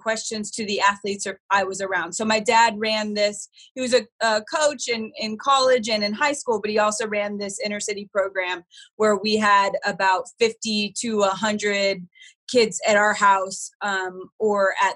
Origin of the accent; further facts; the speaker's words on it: Phoenix, Arizona, United States; I grew up in Phoenix in the heyday of the Suns